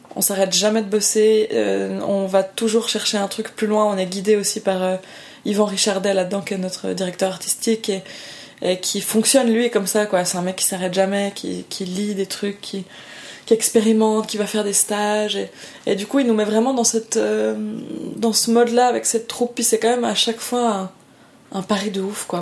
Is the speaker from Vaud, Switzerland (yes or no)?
yes; Lausanne, Vaud, Switzerland; je viens vraiment du canton de Vaud en Suisse où on est un canton extrêmement protestant